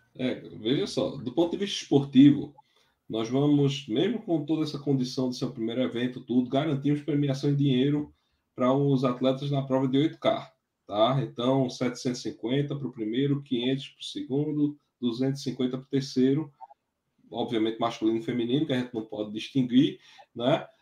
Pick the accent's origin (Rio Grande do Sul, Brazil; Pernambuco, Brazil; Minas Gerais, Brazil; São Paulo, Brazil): Pernambuco, Brazil; Triunfo; a minha terra, com o Triunfo